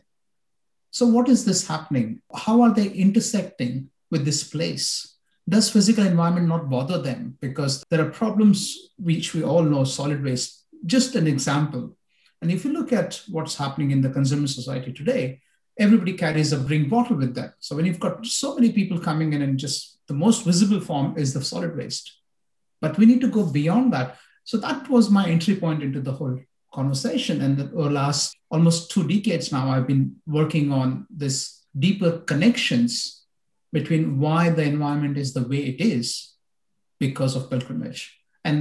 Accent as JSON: {"language": "English", "country": "India", "said": "I come from India"}